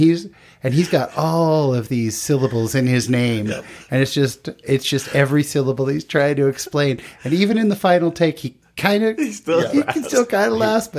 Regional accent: California, United States; I grew up in California.

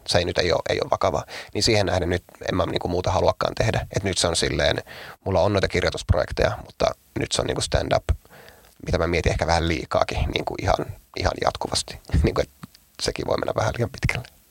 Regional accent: Oulu, North Ostrobothnia, Finland; mä oon Oulusta ja me ei olla lestadiolaisia

